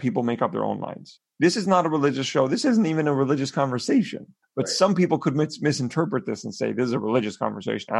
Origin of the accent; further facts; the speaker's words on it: Canada; as Canadians